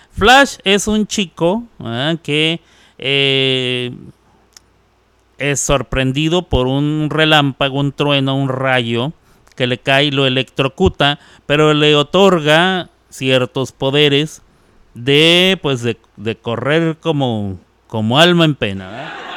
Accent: Ciudad Juárez, Chihuahua, Mexico; moved away; Ciudad Juárez, Chihuahua. Em, en donde yo crecí, después de los 10 años ahí

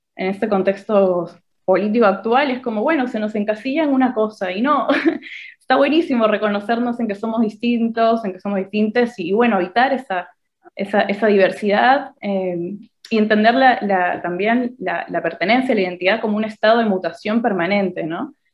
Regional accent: Peru; moved away as an adult; now in Argentina; me siento peruana, digo, crecí, estuve 20 años allá, los primeros 20 años de mi vida

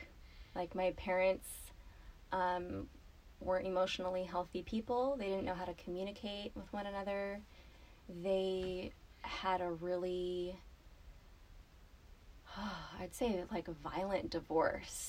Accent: Los Angeles, California, United States; I grew up in Southern California, in the LA area

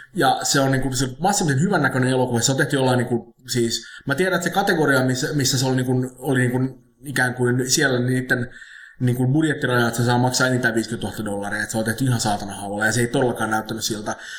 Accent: Finland; mä oon Suomesta.

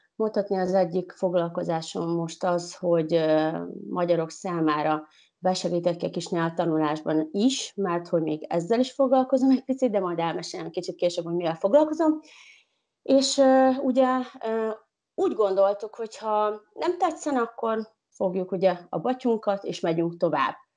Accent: Uzhhorod, Zakarpattia Oblast, Ukraine; moved away as an adult; now in Portugal; De mivel én kárpátai magyar vagyok, ugye Ungváról, Ukrajnából

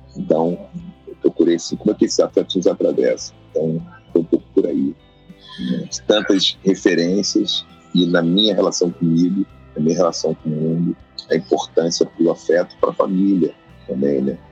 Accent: Rio de Janeiro, Brazil; nasci em Oswaldo Cruz, nasci e criado num bairro tradicional do Rio de Janeiro

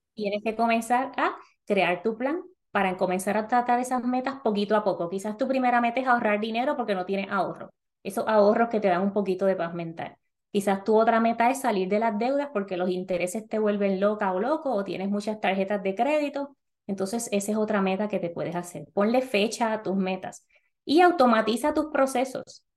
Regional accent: Puerto Rico; moved away as an adult; now in North Carolina, United States; las personas en Puerto Rico somos ciudadanos americanos, así que mudarnos a Estados Unidos no tiene ninguna implicación de papeles ni nada de eso

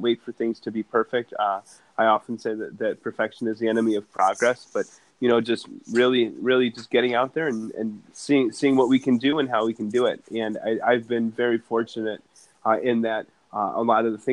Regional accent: Evanston, Illinois, United States; growing up in Chicago, where I did, on the north side in Evanston

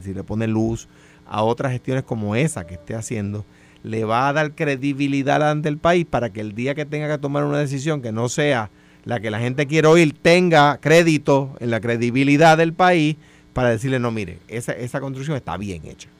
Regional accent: Puerto Rico; yo siento como puertorriqueño que los recursos naturales

